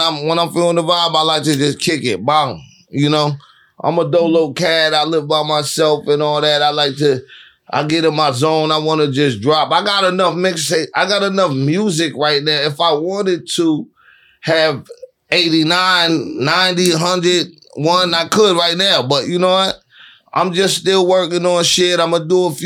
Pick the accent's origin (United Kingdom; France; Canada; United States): United States; Boston, Massachusetts; I'm from Boston